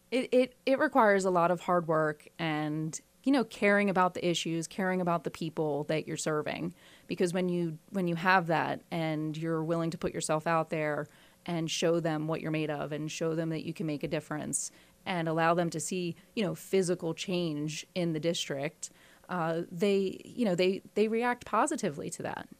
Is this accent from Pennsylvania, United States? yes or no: yes; Philadelphia, Pennsylvania, United States; I was born in Philadelphia in the far northeast, and that's where I grew up